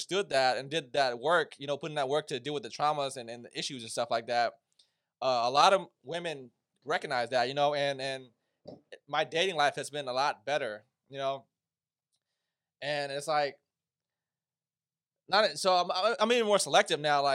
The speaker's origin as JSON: {"language": "English", "country": "United States", "tie": "born or raised there", "said": "as an Asian man, you know, growing up in America"}